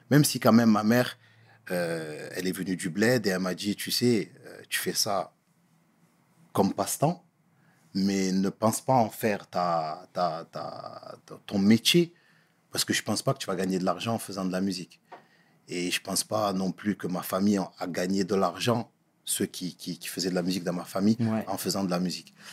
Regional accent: Comoros; voilà, je suis un Comorien. Donc, euh, les coutumes étaient bien évidemment là.

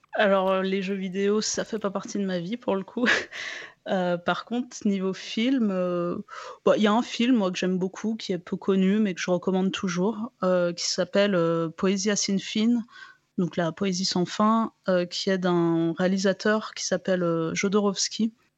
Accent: France; je suis je suis française

